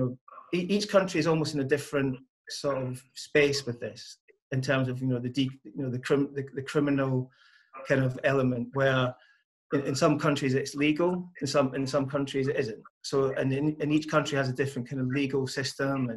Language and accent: English; Scotland, United Kingdom; moved away; I come from Scotland originally, and when I was growing up, there was a bowling green